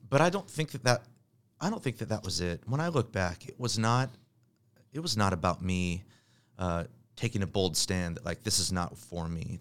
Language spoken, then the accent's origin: English; Bay Area of California, United States; also born or lived in Richland, Washington; Moved to the Bay Area of California. My dad took another pastoring job, so I grew up